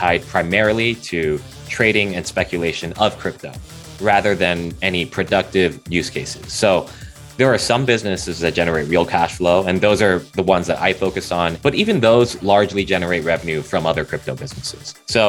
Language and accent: English; Cupertino, California, United States; I grew up in Cupertino, California, so in the heart of Silicon Valley.